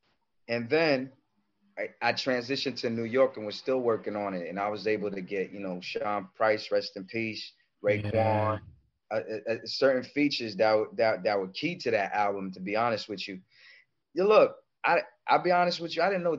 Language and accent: English; Comoros; English is a second language; also born or lived in Paris, France; I was born in Paris, France. I'm originally from Comoros Island in East Africa.